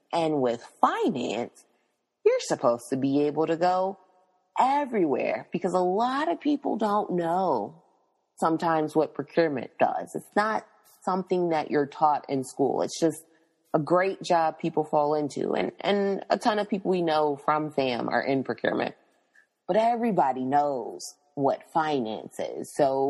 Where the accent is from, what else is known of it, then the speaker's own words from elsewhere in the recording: Tennessee, United States; also born or lived in Florida / Pennsylvania / New Jersey; now in South Florida, United States; But, you know, I'm from Tennessee, went to school in Florida, lived in Pennsylvania and New Jersey before moving to South Florida, because Tallahassee and South Florida are two different places in the world.